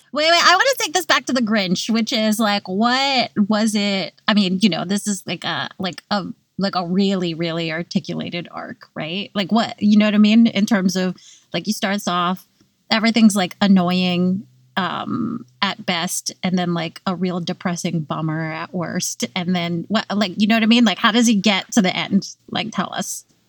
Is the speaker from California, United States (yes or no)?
yes; California, United States; now in New York, United States; I grew up in California